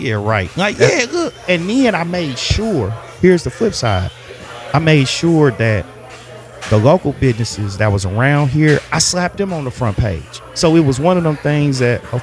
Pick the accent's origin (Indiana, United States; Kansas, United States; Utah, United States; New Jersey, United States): Kansas, United States; Kansas City; also born or lived in Wichita, Kansas; I was born in Wyandotte County. So I'm from 913. I'm from the 913